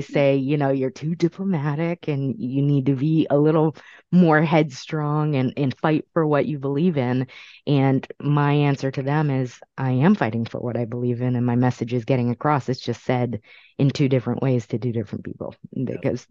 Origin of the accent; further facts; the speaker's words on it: California, United States; also born or lived in Brooklyn, New York; now in Massachusetts, United States; I was born in Brooklyn, raised in California, ended up here in Massachusetts for the last 23 years